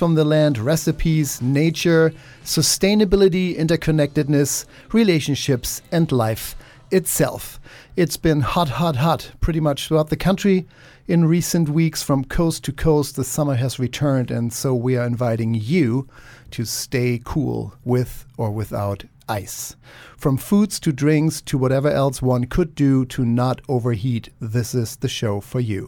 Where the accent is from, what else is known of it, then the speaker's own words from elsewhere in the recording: Germany; moved away; many summers in Germany where I grew up